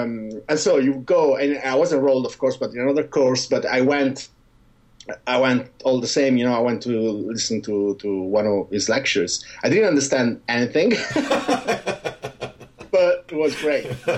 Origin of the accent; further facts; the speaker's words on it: Giulianova, Abruzzo, Italy; moved away; in Giulianova, my hometown, because it's a seaside resort